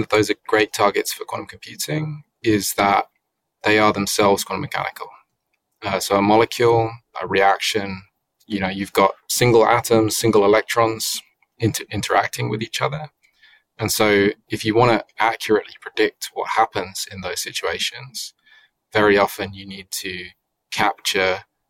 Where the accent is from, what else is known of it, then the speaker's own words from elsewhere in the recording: United Kingdom; I'm British